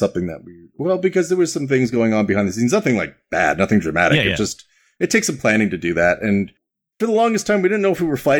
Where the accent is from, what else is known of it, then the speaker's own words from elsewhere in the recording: Canada; born there; So first off, I've got that Canadian bomb in my neck because I was born in Canada. So I'm super polite.